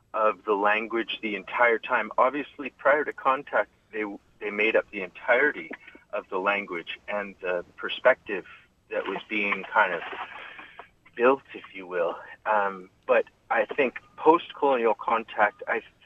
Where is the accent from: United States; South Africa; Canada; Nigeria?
Canada; Saskatoon, Saskatchewan; I was born in Saskatoon